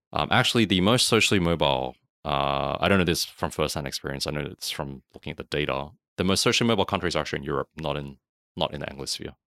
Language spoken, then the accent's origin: English; Sydney, New South Wales, Australia; moved away as an adult; now in Thailand; I was actually born in Australia.